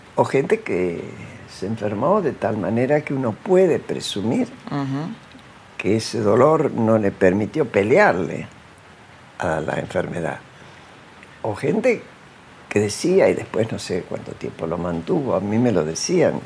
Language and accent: Spanish; Argentina